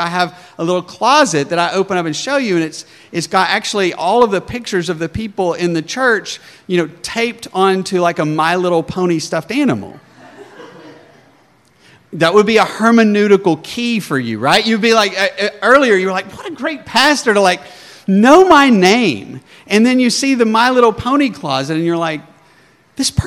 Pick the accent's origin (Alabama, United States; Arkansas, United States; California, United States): Arkansas, United States; accent: southern; moved away as an adult; also born or lived in Colorado; now in New Jersey, United States; I was from backwoods Arkansas, and nobody could even understand me, and everybody would ask me where I was from, because my southern accent was so thick.